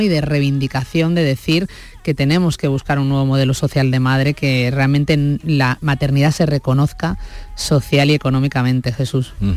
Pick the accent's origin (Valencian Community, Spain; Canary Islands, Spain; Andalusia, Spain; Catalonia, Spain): Andalusia, Spain; Málaga; moved away as an adult; also born or lived in Madrid; Yo de Málaga